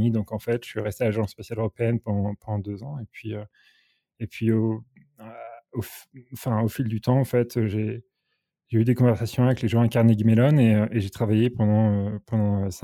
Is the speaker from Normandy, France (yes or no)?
yes; Normandy, France; moi j'ai commencé en France, je suis originaire de Normandie